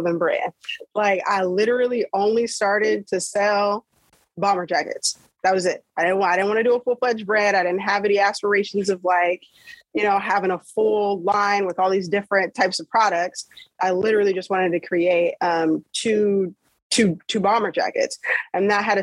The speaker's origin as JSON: {"language": "English", "town": "Federal Way", "region": "Washington", "country": "United States", "tie": "born or raised there", "said": "I guess I'm from Federal Way, Washington"}